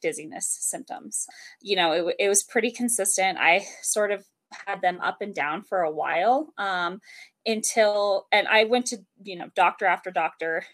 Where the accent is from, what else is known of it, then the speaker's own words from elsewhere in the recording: the mountains of Colorado, United States; also born or lived in Denver, Colorado; I'm from Denver, Colorado. Um, I actually grew up in the mountains of Colorado